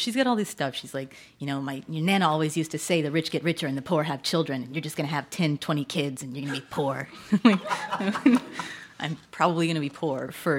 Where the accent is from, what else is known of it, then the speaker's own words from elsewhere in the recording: Texas, United States; moved away; having been born and raised in Texas as a Methodist